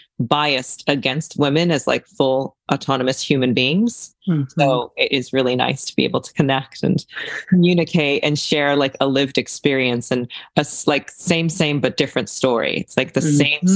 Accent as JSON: {"language": "English", "country": "Japan", "tie": "born or raised there", "also_born_or_lived": "China", "lives_now": "California, United States", "said": "So I was born in China and then I was raised in Japan because the cult I was in was international."}